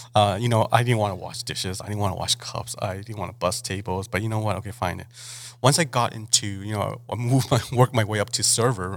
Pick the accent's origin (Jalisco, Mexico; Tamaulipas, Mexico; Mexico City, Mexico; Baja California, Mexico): Baja California, Mexico; Mexicali; moved away as an adult; also born or lived in Los Angeles; I kind of just got raised and born in Mexicali. Um, I didn't really leave Mexicali till I was till I graduated till I graduated high school